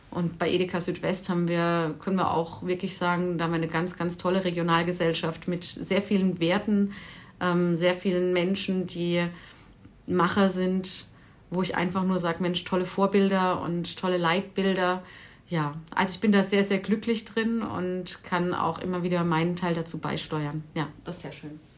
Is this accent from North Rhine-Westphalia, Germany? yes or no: no; Mannheim, Baden-Württemberg, Germany; moved away as an adult; also born or lived in Stuttgart; now in Herrenberg, Germany; komme ursprünglich aus Mannheim, echte Mannheimer Schlappgosch.